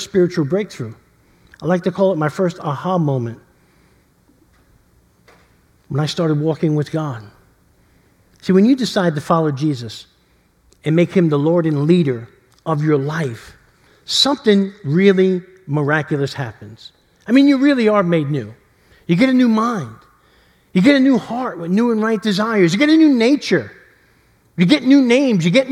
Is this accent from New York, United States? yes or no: yes; New York City, New York, United States; growing up in East Harlem